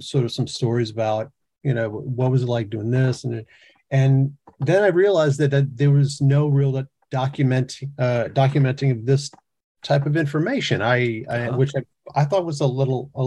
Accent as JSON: {"language": "English", "region": "the coast of Mississippi", "country": "United States", "tie": "born or raised there", "also_born_or_lived": "Baton Rouge, Louisiana", "moved": "as an adult", "lives_now": "New York City, United States", "said": "I grew up in the South on the coast of Mississippi"}